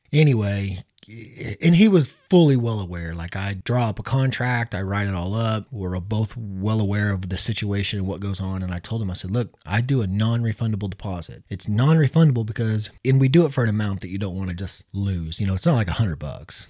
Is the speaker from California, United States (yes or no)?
no; Missouri, United States; we're from Missouri.